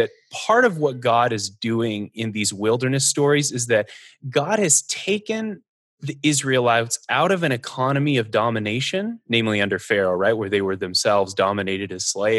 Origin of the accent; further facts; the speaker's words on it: Northern Arizona, United States; I grew up in Northern Arizona, where there is a lot of wilderness.